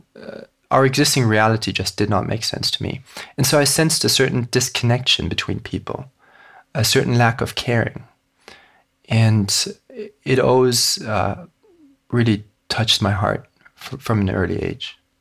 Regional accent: Hong Kong; I was born and raised in Hong Kong

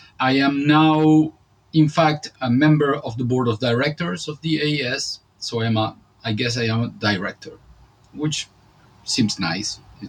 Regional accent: Montevideo, Uruguay; I am for one more week in my hometown, Montevideo, in South America, Uruguay.

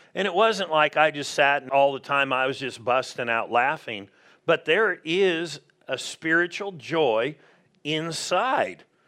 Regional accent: Southern California, United States; moved away; we grew up in Southern California

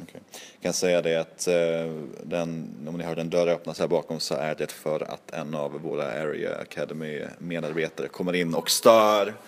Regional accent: Norrland, Sweden; jag var från Norrland

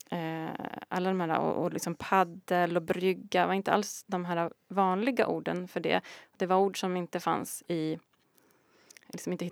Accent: Galicia, Spain; now in Sweden; Så när jag var liten i Galicien då var det ju åsnor på

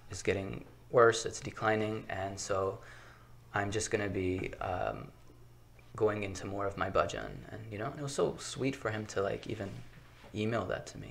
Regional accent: Baltimore, Maryland, United States; born okay. and raised in baltimore city

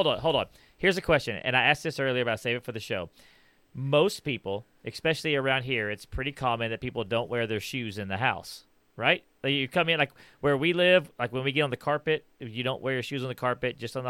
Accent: Houston, Texas, United States; I grew up in Houston in the city where there was backyards.

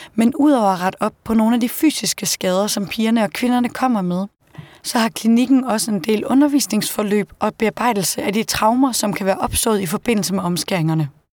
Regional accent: Denmark; hjemme i Danmark

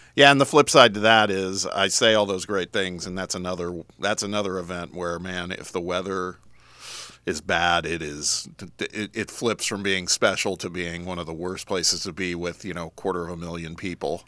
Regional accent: Indianapolis, Indiana, United States; now in Knoxville, United States; that's my hometown

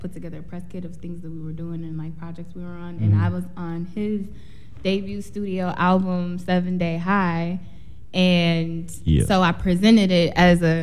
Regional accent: Minneapolis, Minnesota, United States; moved away as an adult; now in Chicago, United States; I'm originally from Minneapolis

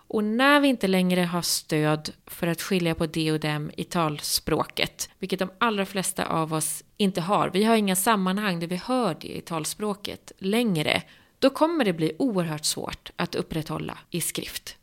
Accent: southern Norrland, Sweden; Jag som kommer från södra Norrland, jag är ju uppvuxen med det här

